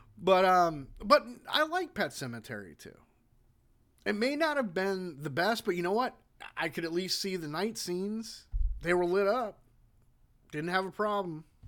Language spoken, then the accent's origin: English; United States; I'm an American